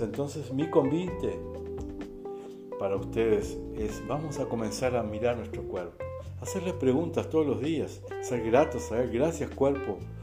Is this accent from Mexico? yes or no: no; Uruguay; moved away as an adult; now in Brazil; soy uruguayo, radicado aquí en el Brasil, ya 11 años